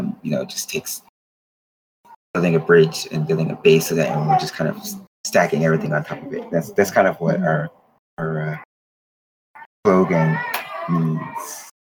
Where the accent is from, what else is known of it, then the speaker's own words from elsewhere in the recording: Paterson, New Jersey, United States; I was born on the East Coast, but then the college that I went to was in the West Coast of California. So San Francisco is totally different than my home. Patterson, New Jersey. I always give a shout out to Patterson.